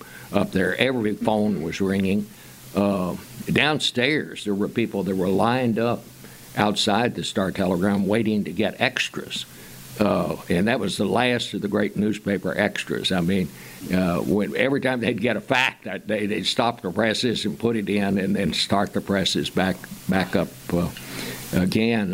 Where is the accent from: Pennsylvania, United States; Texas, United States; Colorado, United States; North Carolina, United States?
Texas, United States; Fort Worth; I said, Fort Worth